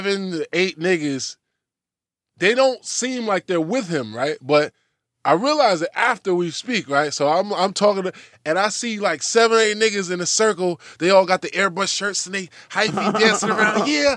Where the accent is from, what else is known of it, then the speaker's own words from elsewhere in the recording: Oakland, California, United States; Yeah, I'm from Oakland, bitch, you know what I'm saying?